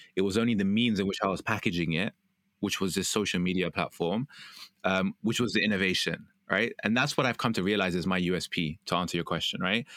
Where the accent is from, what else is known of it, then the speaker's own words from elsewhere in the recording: United Kingdom; I'm British